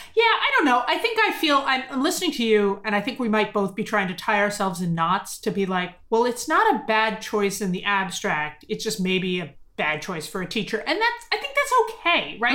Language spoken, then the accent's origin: English; United States; as an American, as an American Jew